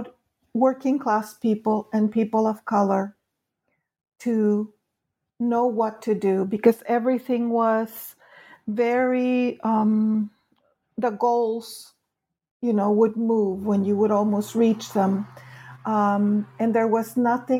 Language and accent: English; California, United States; also born or lived in Mexico; I grew up in California